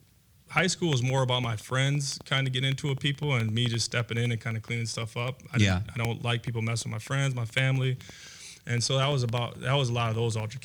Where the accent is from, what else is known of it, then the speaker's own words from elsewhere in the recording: Minneapolis, Minnesota, United States; also born or lived in Robbinsdale, Minnesota / Crystal, Minnesota; I was born in Minneapolis to a drug addict mother